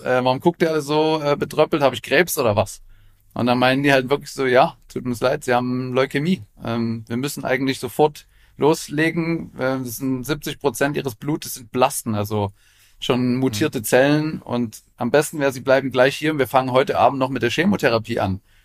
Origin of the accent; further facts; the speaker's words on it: Leipzig, Saxony, Germany; ich komme ja aus Leipzig